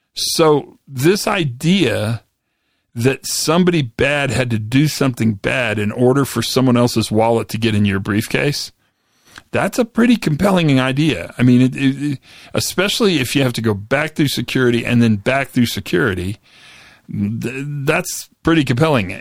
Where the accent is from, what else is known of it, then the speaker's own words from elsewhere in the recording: Western Kansas, United States; moved away; I grew up in Western Kansas